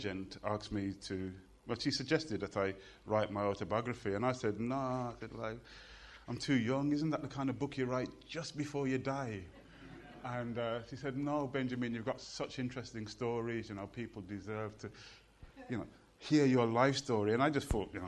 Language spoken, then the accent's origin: English; Birmingham, West Midlands, United Kingdom; I was born in Birmingham.